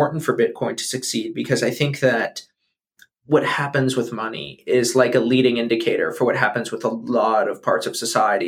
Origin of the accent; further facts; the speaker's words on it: United States; as an American